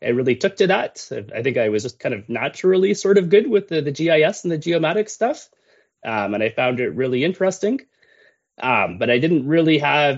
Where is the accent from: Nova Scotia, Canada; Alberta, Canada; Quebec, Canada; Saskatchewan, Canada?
Quebec, Canada; I grew up in Quebec